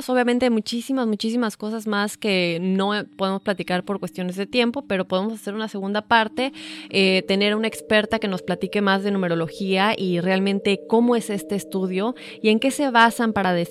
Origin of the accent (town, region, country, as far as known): Argentina